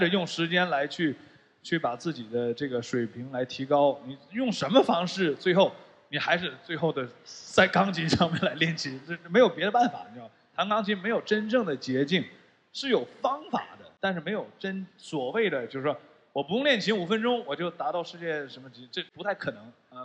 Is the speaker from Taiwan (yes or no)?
no; Shenyang, Liaoning, China; moved away; 回到这个东北我的老家沈阳